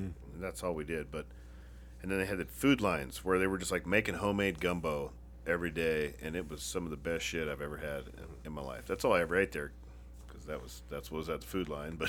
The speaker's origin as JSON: {"language": "English", "town": "Sweet Home", "region": "Oregon", "country": "United States", "tie": "born or raised there", "said": "when I grew up in Oregon, in my hometown, Sweet Home"}